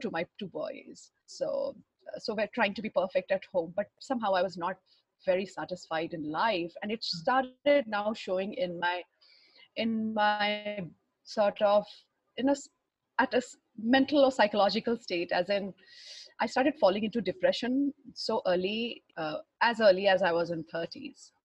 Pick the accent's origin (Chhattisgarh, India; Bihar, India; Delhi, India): Bihar, India; Patna; I was born in Patna in Bihar and way back in early 1970s and in a very orthodox Thakur family.